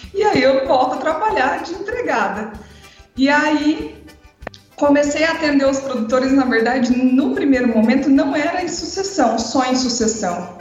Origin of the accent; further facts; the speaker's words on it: São Miguel do Iguaçu, Paraná, Brazil; also born or lived in Mato Grosso do Sul; now in Mato Grosso, Brazil; sou paranaense de São Miguel do Iguaçu, mas moro no Mato Grosso desde 1996